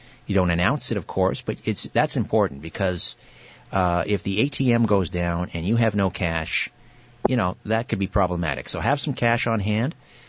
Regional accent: Brantford, Ontario, Canada; the last time I ran into Paul was at the, it was the Cosmic Expo in my hometown, Brantford, last summer.

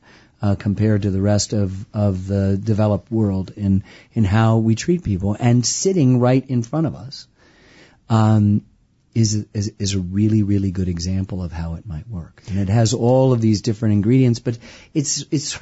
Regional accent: Ann Arbor, Michigan, United States; I grew up in the Midwest too, in Michigan.

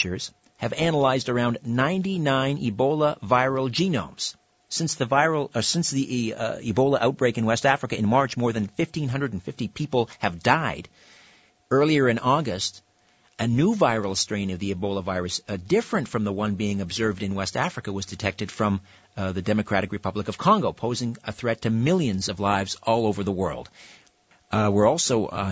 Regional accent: Brantford, Ontario, Canada; Brantford's my hometown.

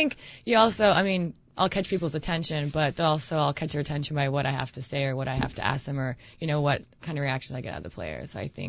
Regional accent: Ukraine; also born or lived in Spain; even though I'm Ukrainian, I was born in Spain.

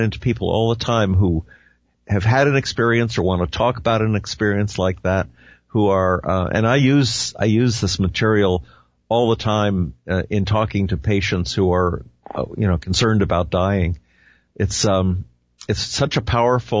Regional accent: New Jersey, United States; I grew up in New Jersey

